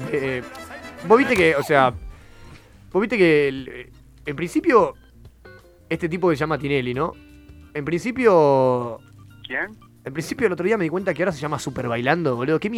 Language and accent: Spanish; interior, Venezuela; no es como nosotros que venimos ahí del interior de Venezuela.